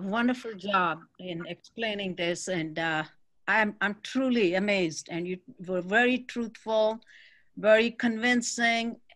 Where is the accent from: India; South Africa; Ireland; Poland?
India; moved away; I'm from India. I'm a Hindu